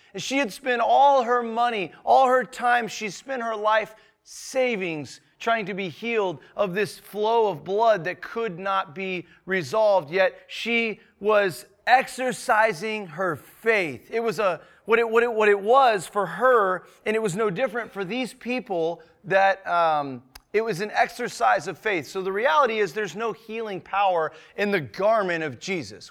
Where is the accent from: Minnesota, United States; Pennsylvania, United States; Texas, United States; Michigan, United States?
Texas, United States; moved away; also born or lived in Northwest Arkansas; We're both born and raised in Texas, but, um, we call Arkansas home